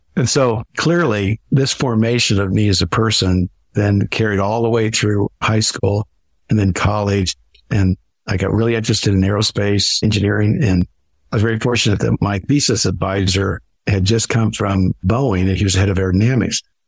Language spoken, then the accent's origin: English; Midwest, United States; I grew up in the Midwest and we had very little resources